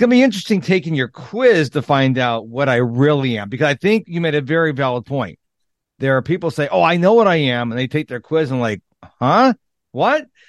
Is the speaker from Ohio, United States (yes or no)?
no; Rochester, New York, United States; I grew up in Rochester, New York